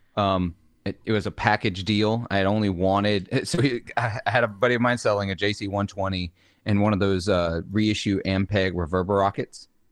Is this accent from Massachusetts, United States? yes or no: no; Clarksdale, Mississippi, United States; the Clarksdale that he makes is actually named for my hometown